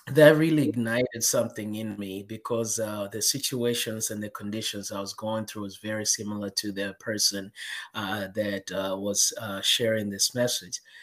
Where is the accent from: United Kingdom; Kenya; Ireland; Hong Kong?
Kenya; I was born and raised in Kenya, in Africa